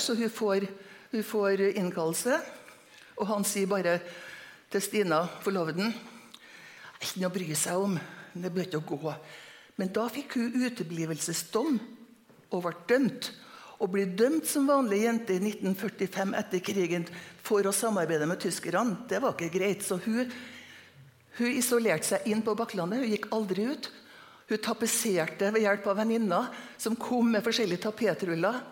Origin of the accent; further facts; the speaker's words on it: Trondheim, Trøndelag, Norway; also born or lived in Møre; now in Trondheim, Norway; jeg er født og oppvokst på Lilleby, Lamoen